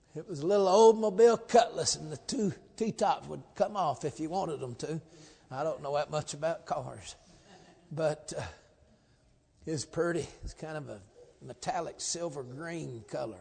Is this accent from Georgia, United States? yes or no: yes; Georgia, United States; moved away; I come up from Georgia